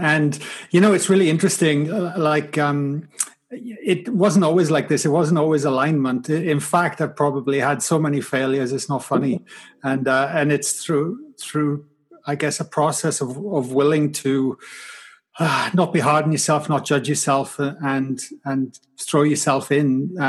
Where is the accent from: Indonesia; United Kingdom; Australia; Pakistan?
United Kingdom; Wales; But growing up in Wales was pretty tough as well. I mean, I grew up in a valley. On a council estate